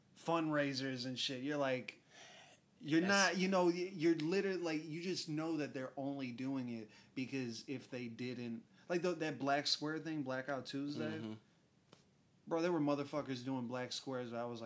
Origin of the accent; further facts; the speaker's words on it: United Kingdom; I came from Britain. You know, yeah, exactly. I'm British, I guess.